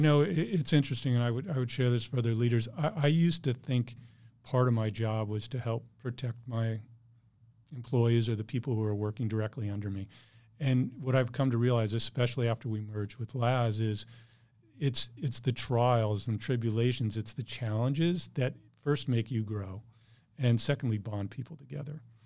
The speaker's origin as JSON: {"language": "English", "town": "Bloomfield", "region": "Connecticut", "country": "United States", "tie": "born or raised there", "moved": "as an adult", "lives_now": "San Diego, United States", "said": "I grew up in a small town called Bloomfield, Connecticut"}